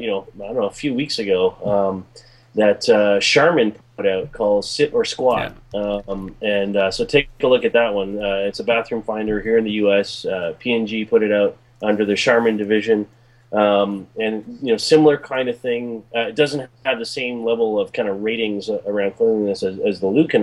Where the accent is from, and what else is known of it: Toronto, Ontario, Canada